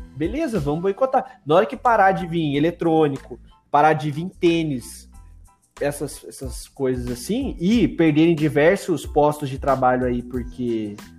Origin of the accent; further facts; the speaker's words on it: Brazil; a gente é brasileiro